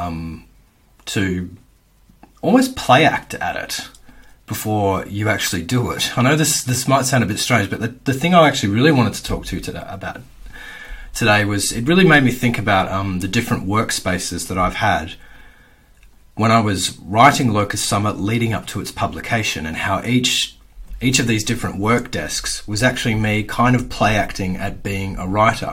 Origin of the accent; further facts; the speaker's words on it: Perth, Western Australia, Australia; I grew up in Perth's northern suburbs in the in the 80s and the early 90s